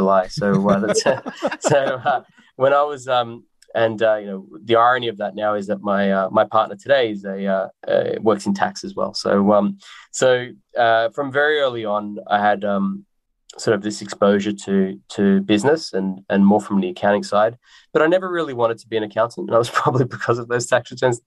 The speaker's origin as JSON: {"language": "English", "town": "Melbourne", "region": "Victoria", "country": "Australia", "tie": "born or raised there", "said": "I was born in Australia. I grew up in a community in the northwestern suburbs of Melbourne"}